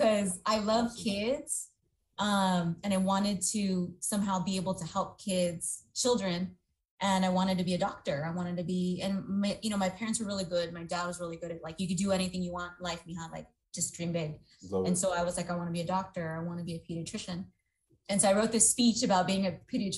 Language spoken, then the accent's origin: English; San Jose, California, United States; I grew up in Eastside San Jose, so all my friends that I grew up with from kindergarten on